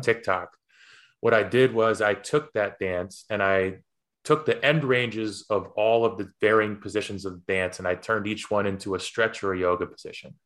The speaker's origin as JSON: {"language": "English", "town": "Poughkeepsie", "region": "New York", "country": "United States", "tie": "born or raised there", "said": "growing up in Poughkeepsie"}